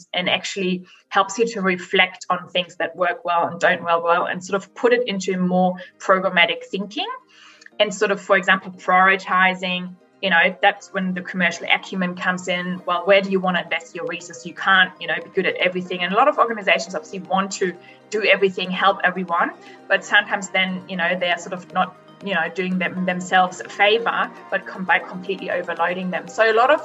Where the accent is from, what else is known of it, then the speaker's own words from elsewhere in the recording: Germany; moved away as an adult; now in Australia; I was born and grew up in Germany and I lived there for 19 years